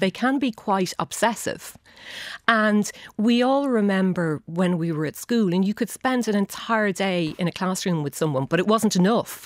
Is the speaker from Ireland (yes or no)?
yes; Shannon, County Clare, Ireland; moved away as an adult; growing up in Shannon